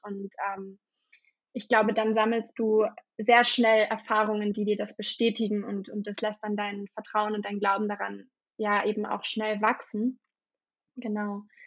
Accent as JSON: {"language": "German", "region": "Berlin", "country": "Germany", "tie": "born or raised there", "said": "ich bin gebürtige Berlinerin und ähm, lebe auch immer noch in Berlin."}